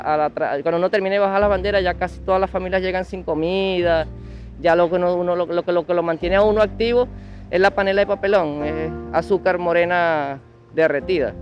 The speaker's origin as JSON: {"language": "Spanish", "country": "Venezuela", "moved": "as an adult", "said": "yo como venezolano"}